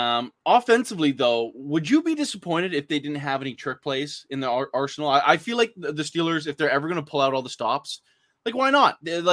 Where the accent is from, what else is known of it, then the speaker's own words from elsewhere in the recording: Canada; also born or lived in British Columbia; I'm Canadian.